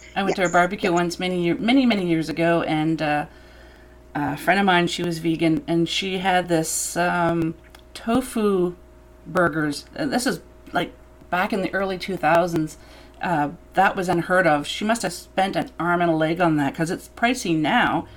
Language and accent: English; New Brunswick, Canada; I grew up in New Brunswick